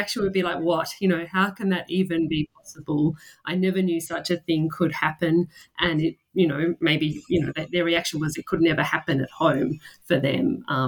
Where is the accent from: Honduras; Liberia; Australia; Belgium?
Australia; So I am a legal scholar. I'm from Australia.